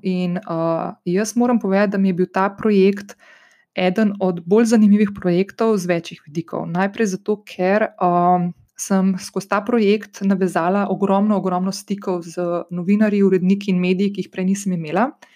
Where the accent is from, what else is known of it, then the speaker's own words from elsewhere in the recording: Slovenia; sem slovenka in da prihajam iz Slovenije